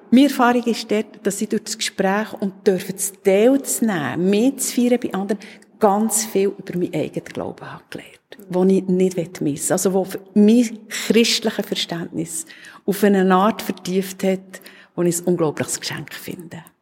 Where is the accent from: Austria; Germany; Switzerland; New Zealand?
Switzerland; hier bei uns in der Schweiz